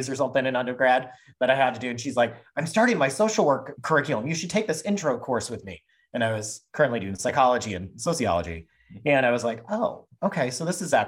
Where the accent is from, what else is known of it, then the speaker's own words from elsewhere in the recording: Midwest, United States; I grew up in the Midwest, in a suburb of a city, and in a very non-diverse, very white, kind of very Catholic area.